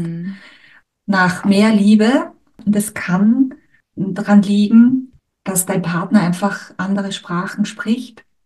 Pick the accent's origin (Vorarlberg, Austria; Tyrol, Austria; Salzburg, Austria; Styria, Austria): Styria, Austria; accent: Austrian, Styrian; ich spreche jetzt zum Beispiel Deutsch oder mein Dialekt ist jetzt österreichisch, steirisch